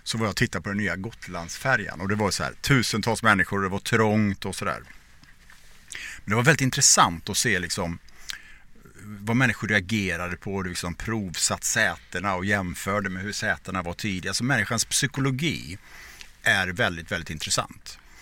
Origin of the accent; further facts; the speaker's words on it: Borås, Västra Götaland, Sweden; jag växte upp i Borås